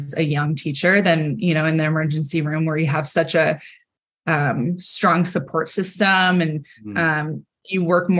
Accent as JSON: {"language": "English", "region": "California", "country": "United States", "tie": "born or raised there", "said": "I grew up in California to a family"}